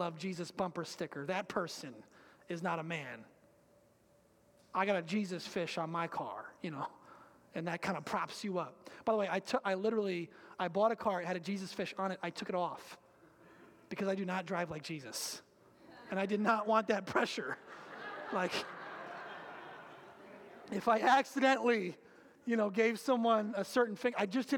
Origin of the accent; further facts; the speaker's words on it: Muskegon, Michigan, United States; also born or lived in Grand Haven, Michigan; I used to be in Grand Haven, and they used to ask me, where are you from? I'd say Muskegon